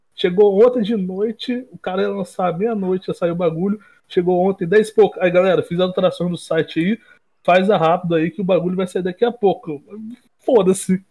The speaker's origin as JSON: {"language": "Portuguese", "region": "interior of Rio de Janeiro state", "country": "Brazil", "said": "eu não sou do Rio, Rio Central, capital, é mais do interior"}